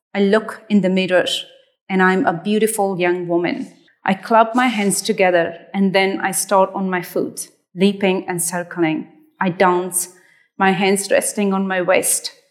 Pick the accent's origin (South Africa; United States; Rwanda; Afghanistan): Afghanistan; moved away; this was piece of my home country